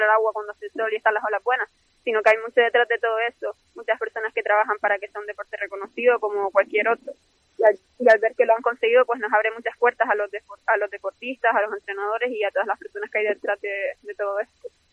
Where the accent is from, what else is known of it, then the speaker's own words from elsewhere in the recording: Canary Islands, Spain; siendo de Canarias